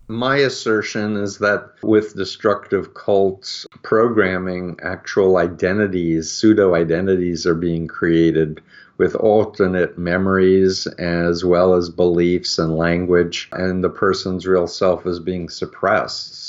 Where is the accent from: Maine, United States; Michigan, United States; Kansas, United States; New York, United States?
New York, United States; I grew up in New York